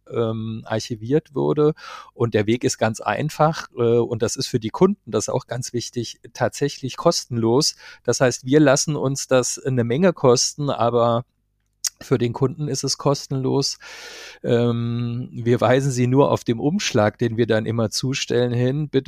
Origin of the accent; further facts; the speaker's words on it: Marburg, Hesse, Germany; Ich kann zwar nicht als Karnevalshochburg in meiner Heimatstadt Marburg glänzen